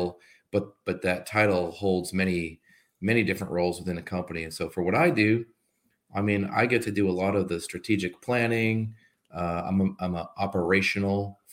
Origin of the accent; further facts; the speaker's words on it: New Hampshire, United States; moved away as an adult; also born or lived in Massachusetts / Washington, D.C.; New Hampshire is where I was raised